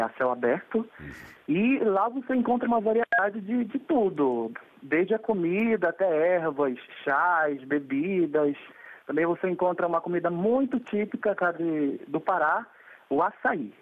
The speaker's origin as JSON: {"language": "Portuguese", "region": "Pará", "country": "Brazil", "said": "Eu sou paraense, porém não, não sei dançar carimbó"}